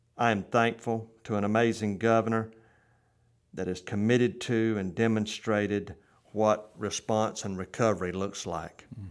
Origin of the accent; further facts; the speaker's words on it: Euchee Anna, Florida, United States; Brad Drake and now Representative Shane Abbott and I hail from Uchiana